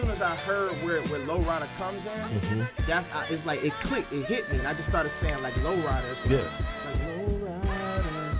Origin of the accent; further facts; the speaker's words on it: Atlanta, Georgia, United States; also born or lived in Decatur, Georgia; I grew up in Atlanta